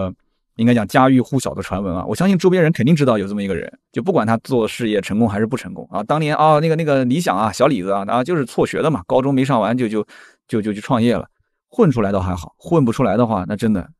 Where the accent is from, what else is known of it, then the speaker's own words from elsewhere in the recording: Shijiazhuang, Hebei, China; 理想也是我们石家庄人